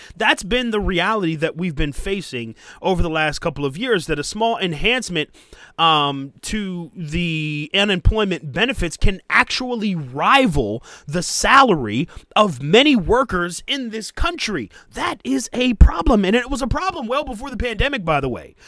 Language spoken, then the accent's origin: English; United States; us as American workers